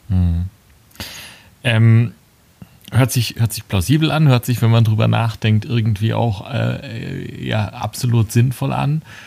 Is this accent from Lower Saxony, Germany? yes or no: no; Würzburg, Bavaria, Germany; Als gebürtiger Würzburger